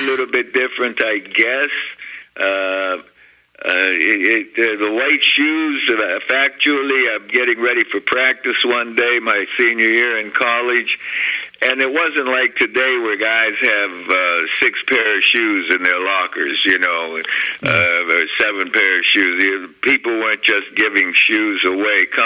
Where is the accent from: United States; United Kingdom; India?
United States; Beaver Falls, Pennsylvania; my hometown of Beaver Falls, Pennsylvania